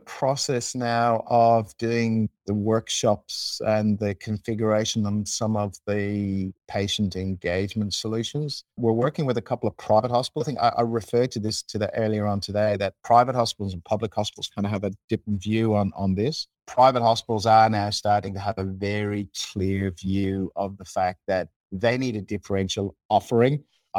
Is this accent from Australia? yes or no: yes; Australia; being Australian, we believe we need to represent each other.